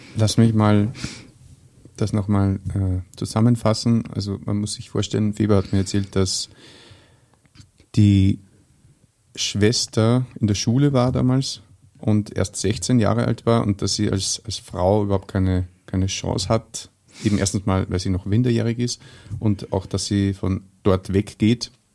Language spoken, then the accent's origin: German; Austria; als Österreicher